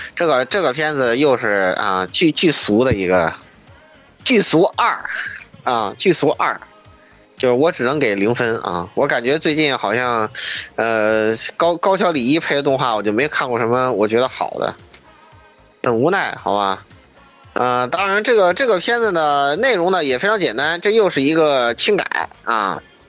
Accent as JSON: {"language": "Chinese", "country": "China", "said": "作为中国人看"}